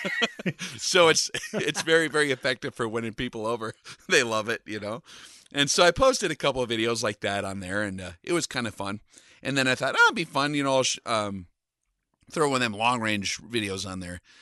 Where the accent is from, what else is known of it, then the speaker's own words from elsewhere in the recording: western United States, United States; the western part of uh, the United States where I grew up